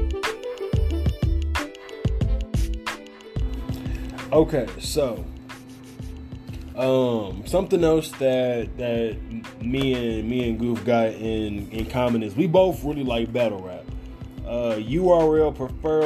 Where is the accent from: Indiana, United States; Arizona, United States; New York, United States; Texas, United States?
Indiana, United States; Gary; I'm from Gary, Indiana